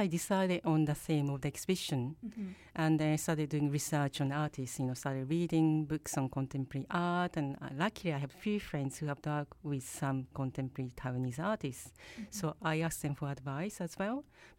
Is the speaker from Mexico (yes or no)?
no; Japan; moved away as an adult; also born or lived in England / Australia / Brazil / Argentina; now in Vancouver, Canada; I want to say I'm from Japan.